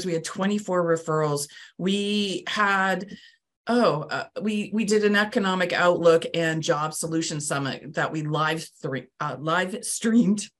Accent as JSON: {"language": "English", "country": "Canada", "moved": "yes", "lives_now": "Palm Bay, United States", "said": "I'm from Canada"}